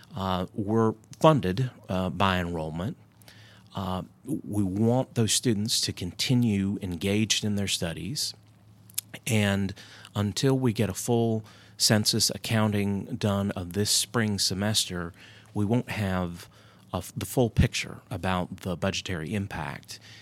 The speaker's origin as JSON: {"language": "English", "town": "Hendersonville", "region": "North Carolina", "country": "United States", "tie": "born or raised there", "said": "growing up in rural North Carolina"}